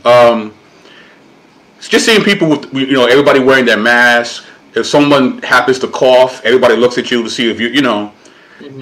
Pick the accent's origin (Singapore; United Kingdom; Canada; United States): United States; New York City, New York; I am Puerto Rican. Uh, born and raised in Brooklyn, New York